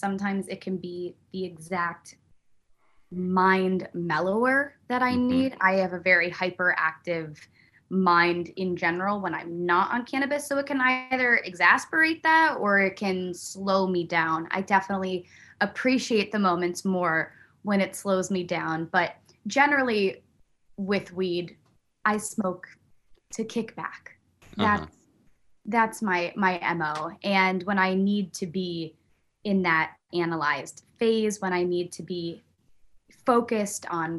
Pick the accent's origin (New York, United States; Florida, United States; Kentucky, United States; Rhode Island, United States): New York, United States; Buffalo; born there; also born or lived in Virginia / Pennsylvania; I'm not a military brat, but I was born in Buffalo, New York.